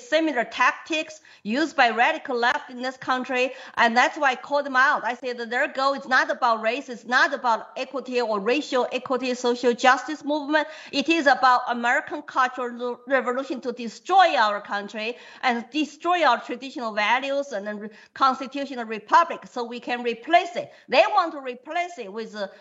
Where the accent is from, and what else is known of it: China; English is a second language; now in New Hampshire, United States